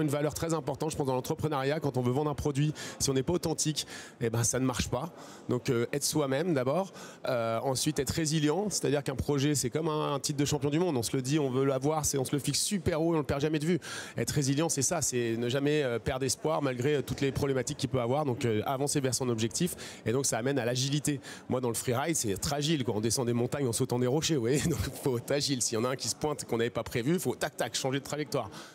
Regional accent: La Plagne, Auvergne-Rhône-Alpes, France; also born or lived in Mont-Saint-Aignan / Paris; je viens de la Plagne. Je suis originaire donc d'une station de ski qui est énorme, et c'était mon jardin d'enfant

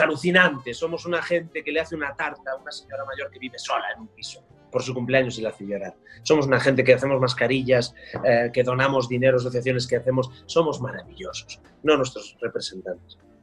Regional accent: Galicia, Spain; como gallego

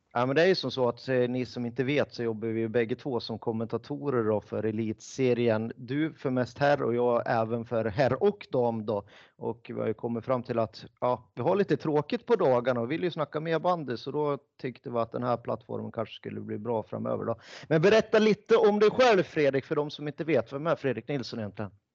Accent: Ljusdal, Gävleborg County, Sweden; also born or lived in Sollentuna, Stockholm; now in Stockholm, Sweden; Vi bägge är ju från Hälsingland, jag är från Ljusdal

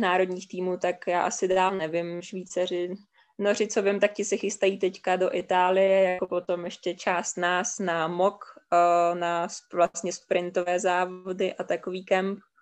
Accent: Czechia; z Čech

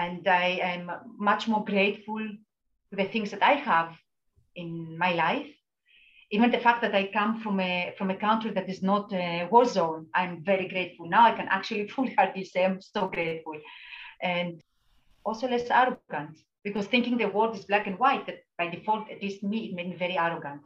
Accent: Greece; moved away as an adult; I was in my hometown in Greece with my parents

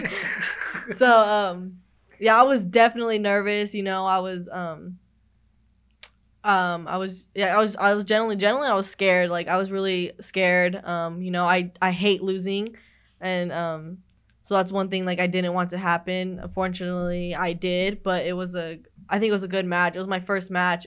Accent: Madera, California, United States; moved away as an adult; when I come back to my hometown, I help out the recruiters, you know, I know next week I have, I'm going to Madera High and Madera South

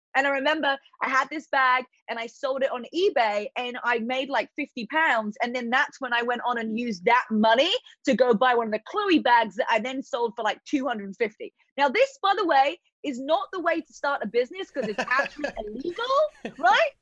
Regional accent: Eastbourne, South East England, United Kingdom; accent: British; moved away as an adult; now in United States; my hometown in Eastbourne

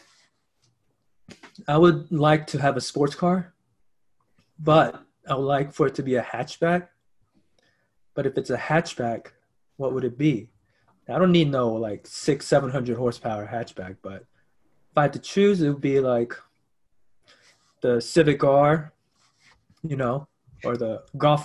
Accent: United States; I'm American

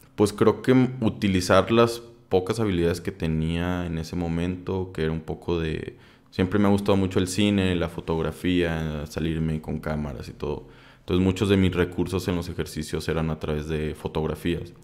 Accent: Saltillo, Coahuila, Mexico; yo soy de Saltillo

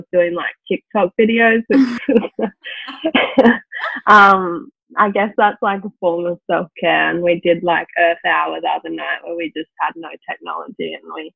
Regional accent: Gold Coast, Queensland, Australia; I grew up on the Gold Coast. I've lived on the Gold Coast my whole life.

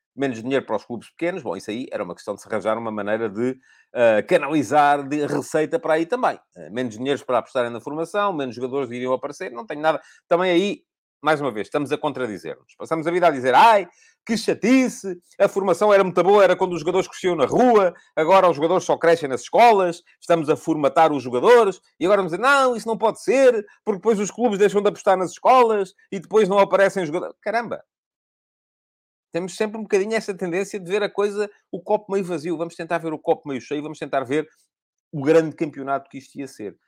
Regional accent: Corujo, Santarém District, Portugal; eu nasci em Corujo, o meu avô e a minha avó eram de Corujo também, no interior do distrito de Santarém

